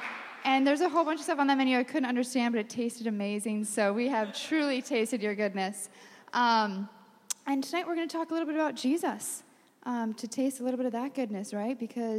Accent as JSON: {"language": "English", "region": "New York", "country": "United States", "said": "Yes, we're from New York."}